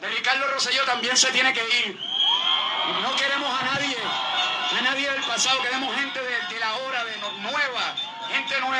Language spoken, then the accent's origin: Spanish; Puerto Rico; Yo creo que somos boricuas. Nuestro color es rojo, azul y blanco.